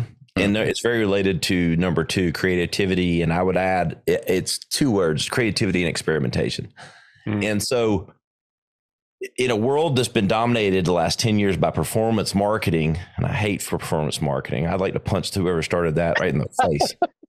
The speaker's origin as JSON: {"language": "English", "region": "the South", "country": "United States", "tie": "born or raised there", "said": "I grew up in the South, a little BLT sandwich with some Dukes on it."}